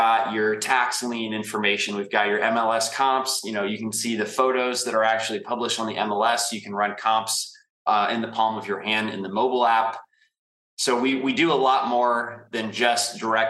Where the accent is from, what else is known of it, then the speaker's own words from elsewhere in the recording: St. Louis, Missouri, United States; moved away as an adult; now in Indianapolis, United States; I'm from St. Louis. You're correct. I spent the last 7 years in Indianapolis